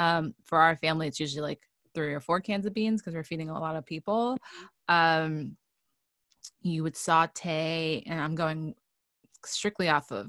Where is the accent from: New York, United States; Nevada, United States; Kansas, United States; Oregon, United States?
New York, United States; New York City; moved away; I grew up in New York City.